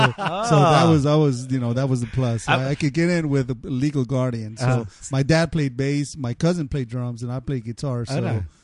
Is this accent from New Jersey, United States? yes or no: no; El Paso, Texas, United States; moved away as an adult; now in Los Angeles, United States; I'm from El Paso, Texas.